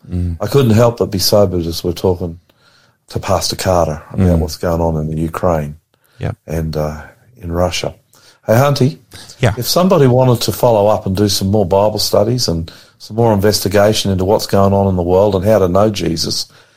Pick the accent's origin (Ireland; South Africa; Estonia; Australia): Australia; I'm the Aussie pastor.